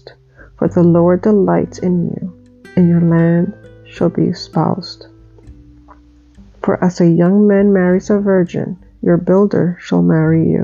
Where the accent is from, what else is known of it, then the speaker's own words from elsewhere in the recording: Dominican Republic; When I was about 8 years old, I think, 7, 8 years old, I was growing up in Dominican Republic